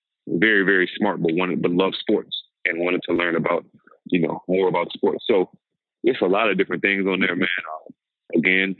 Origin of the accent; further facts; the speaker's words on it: Louisiana, United States; I'm from Louisiana